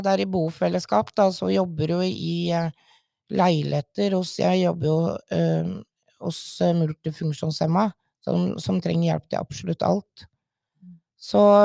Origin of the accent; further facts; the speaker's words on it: Sørumsand, Akershus, Norway; moved away as an adult; now in Våler, Norway; Jeg er egentlig fra Sørumsand, i Sørum kommune